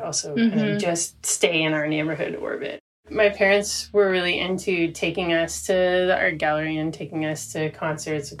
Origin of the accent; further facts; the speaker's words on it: Toronto, Ontario, Canada; also born or lived in Montreal / Brooklyn; I grew up in Toronto, pretty downtown, and I lived in Montreal for 6 years and then moved to Brooklyn for a couple of years and then came back.